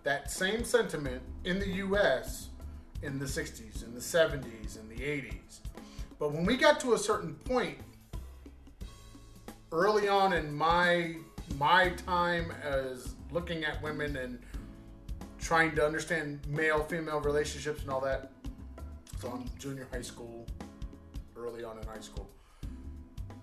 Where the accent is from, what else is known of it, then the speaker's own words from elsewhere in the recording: United States; as a guy growing up in the United States, a teenager in high school